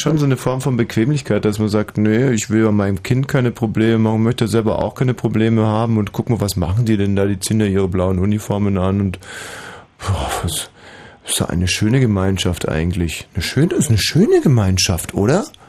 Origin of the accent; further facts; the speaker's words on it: Bavaria, Germany; ich bin ja wie gesagt in Bayern aufgewachsen